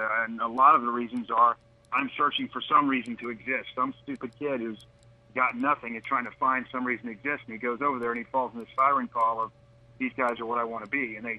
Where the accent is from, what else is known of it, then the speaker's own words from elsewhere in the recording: Texas, United States; now in Charleston, United States; All my grandparents and dad and mother grew up in Charleston, and I spent my summers there. I grew up in Texas.